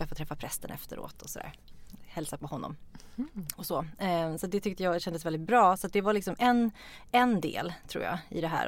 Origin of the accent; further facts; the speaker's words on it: Norrland, Sweden; moved away; Vi kommer ifrån Norrland, olika delar.